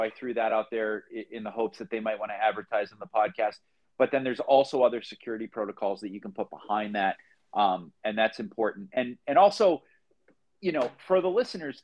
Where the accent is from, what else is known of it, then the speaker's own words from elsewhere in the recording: Boston, Massachusetts, United States; moved away as an adult; now in Phoenix, United States; We're two guys from Boston.